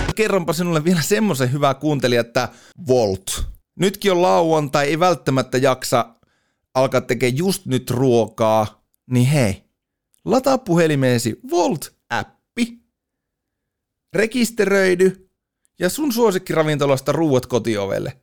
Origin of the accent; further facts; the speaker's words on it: Oulu, North Ostrobothnia, Finland; meillä Oulussa ruukataan laittaa aina vähän ylimääräisiä vokaaleja sinne sun tänne.